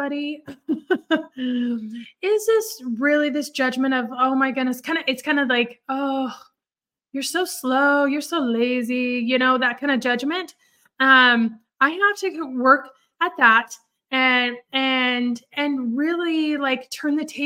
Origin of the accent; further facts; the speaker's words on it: Oregon, United States; moved away as an adult; also born or lived in California; now in Dallas, United States; I grew up in Oregon. I grew up a little bit in California. Honestly, we moved when I was 13, but I really consider Oregon my home